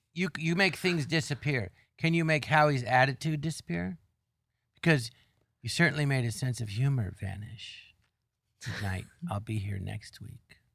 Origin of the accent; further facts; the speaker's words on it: Los Angeles, California, United States; I grew up in Tarzan and there was an empty lot next door